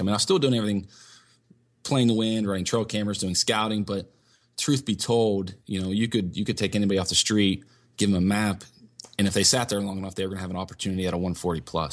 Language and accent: English; Northeast Ohio, United States; also born or lived in Meadville, Pennsylvania; I was actually born in Meadville, Pennsylvania, which is up in Crawford County, the northwest part of the state. Um, but luckily, I was raised in Northeast Ohio